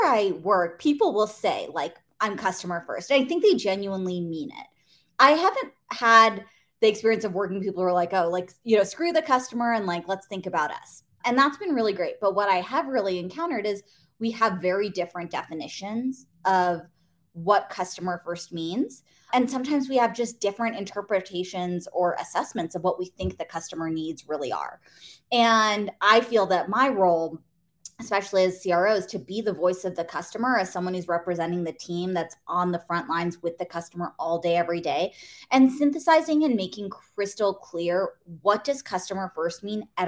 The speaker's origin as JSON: {"language": "English", "area": "the Bay Area", "region": "California", "country": "United States", "tie": "born or raised there", "said": "I grew up in the Bay Area."}